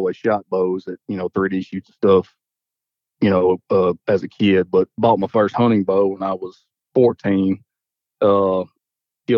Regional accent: Dumas, Arkansas, United States; I'm from Dumas, Arkansas, which is Southeast Arkansas, Southeast portion of the state

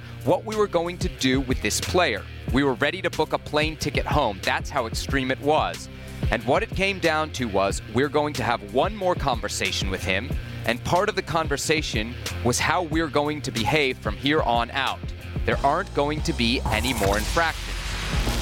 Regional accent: Washington, District of Columbia, United States; my hometown of Washington.

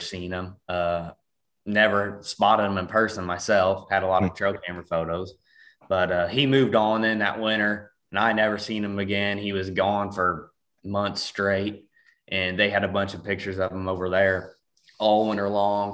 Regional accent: Ste. Genevieve, Missouri, United States; I'm from St. Genevieve, Missouri

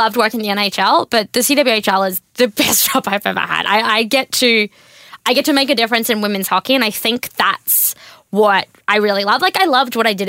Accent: Australia; moved away as an adult; also born or lived in Washington; I grew up in the country. Like, my hometown has like 10 statues of cows

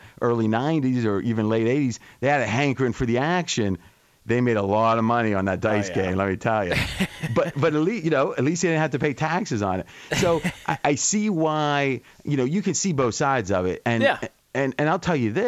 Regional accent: Ohio, United States; now in Las Vegas, United States; in our small town with 4,000 people when I was growing up in Ohio

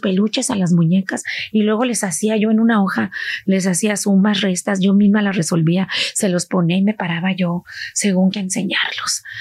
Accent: State of Mexico, Mexico; moved away as an adult; now in California, United States; yo ahí estuve hasta los seis años. Tengo muy vagos recuerdos de Mexicali eh, y luego a los seis años nos vamos a la Ciudad de México más bien al Estado de México

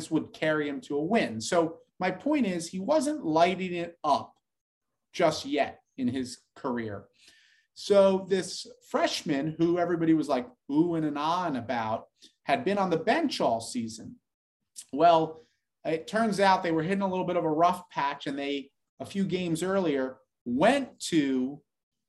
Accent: New Jersey, United States; growing up in New Jersey together

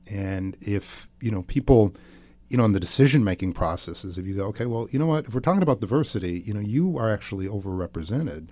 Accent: outside of Milwaukee, Wisconsin, United States; I grew up outside of Milwaukee, Wisconsin.

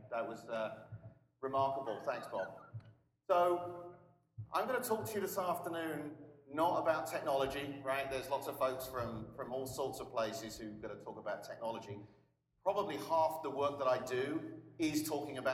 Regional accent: England, United Kingdom; now in Austin, United States

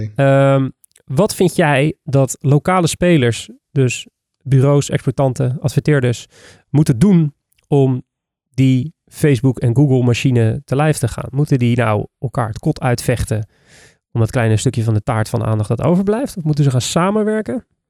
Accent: Netherlands; ons als Nederlanders

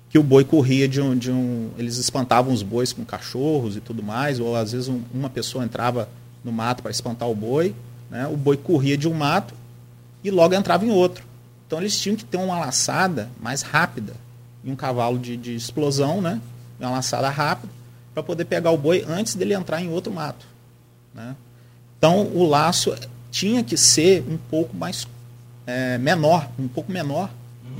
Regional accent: Campos dos Goytacazes, Rio de Janeiro, Brazil; Eu sou é, natural ali da Lapa

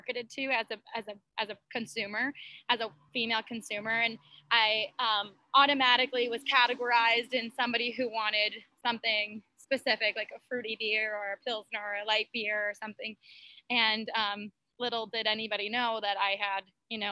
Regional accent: Midwest, United States; now in Phoenix, United States; I'm from the Midwest, so I grew up with my family drinking beer at any family events

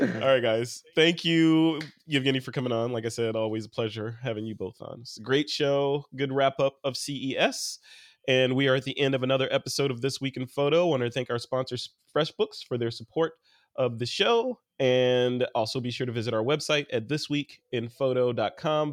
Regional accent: Chicago, Illinois, United States; I'm from Chicago

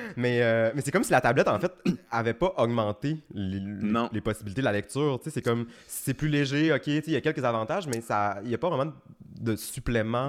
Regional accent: Chicoutimi, Quebec, Canada; j'ai grandi à Chicoutimi, puis à Chicoutimi encore. Mais toute ma famille vient du Lac-Saint-Jean, de Dolbeau

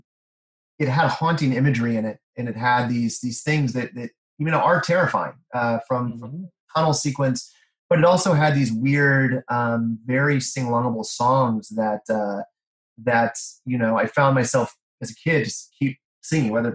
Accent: Kansas, United States; I grew up in Kansas

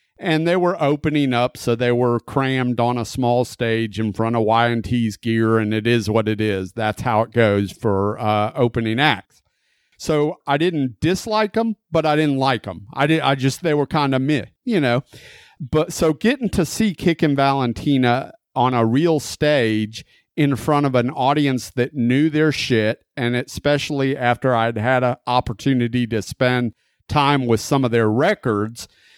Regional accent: Gulf Coast, United States; They were actually a Gulf Coast kind of club band when I grew up on the Gulf Coast, so I was familiar with the band.

